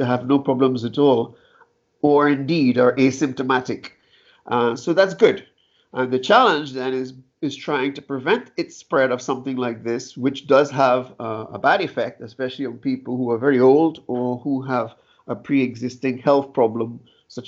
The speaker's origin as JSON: {"language": "English", "country": "Trinidad & Tobago", "moved": "yes", "said": "I'm from Trinidad and Tobago originally"}